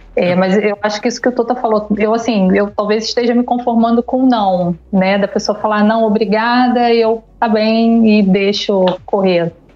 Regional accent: Niterói, Rio de Janeiro, Brazil; sou de Niterói, no Rio de Janeiro.

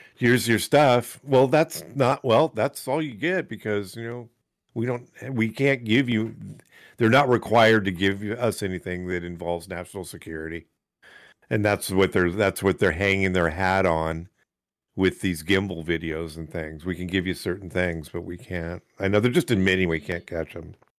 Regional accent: United States; we're American

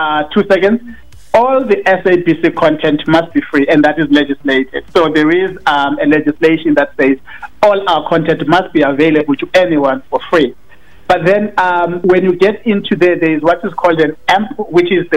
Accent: Cape Town, Western Cape, South Africa; moved away as an adult; now in Johannesburg, South Africa; I was born and bred in Cape Town. I studied in Cape Town.

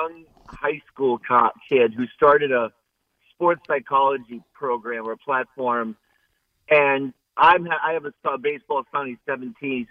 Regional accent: Boston, Massachusetts, United States; moved away; I'm not even from here. I'm from Boston. I moved here

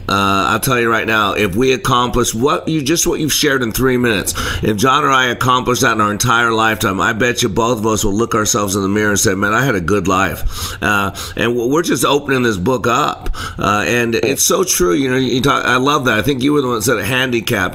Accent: Dallas, Texas, United States; I'm actually in Dallas from Dallas

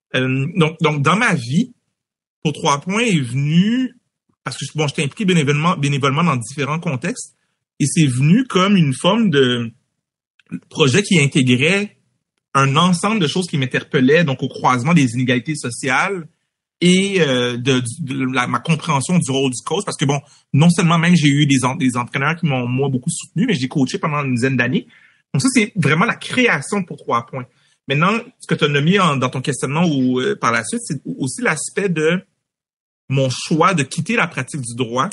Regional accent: Montreal, Quebec, Canada; J'ai grandi à Anjou, moi, dans l'est de Montréal

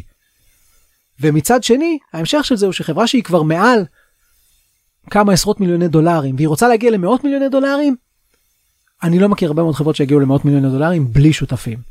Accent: Israel; אנחנו כישראלים

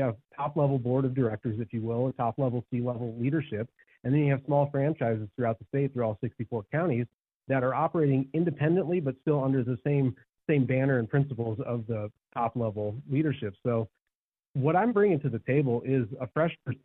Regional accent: South Bend, Indiana, United States; moved away; I grew up in South Bend, Indiana

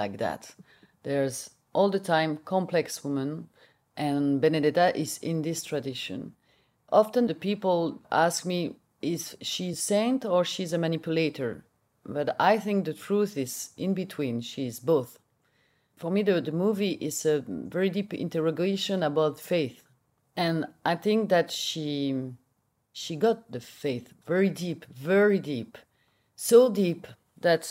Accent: Belgium; English is a second language; I'm from Belgium, I speak Dutch.

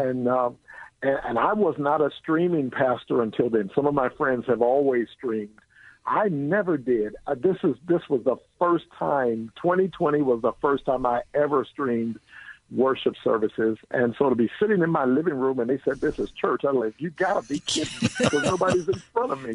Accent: Philadelphia, Pennsylvania, United States; now in Bay Area, United States; I grew up in Philly. I'm now in the Bay Area

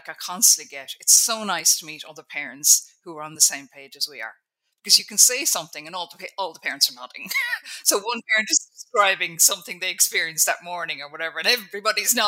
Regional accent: Ireland; I'm Irish at the end of the day. We're brought up by Catholics

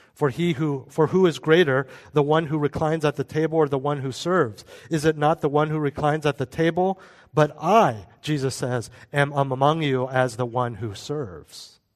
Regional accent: United States; we're American

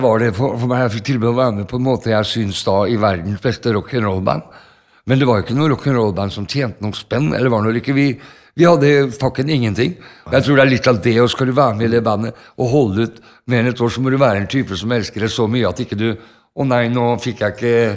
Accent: Norway; vi er fra Norge, vi er ikke fra Amerika

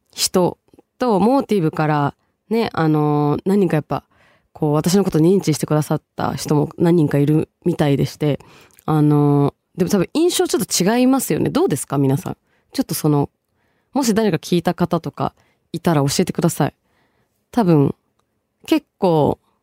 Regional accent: Tokyo, Japan; also born or lived in Bangladesh; 10歳からね、東京育ち、その前は一応バングラデシュをルーツと私してる

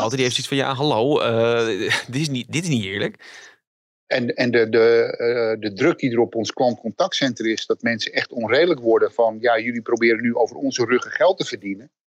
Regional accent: Netherlands; wat voor ons heel erg actueel is als Nederlanders

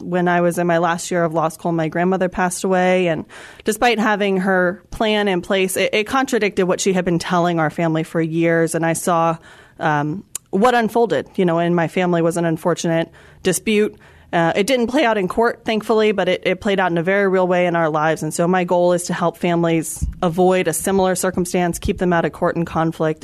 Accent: Florida, United States; moved away as an adult; now in San Antonio, United States; I'm an attorney licensed here in Texas, but actually, I was born and raised in Florida

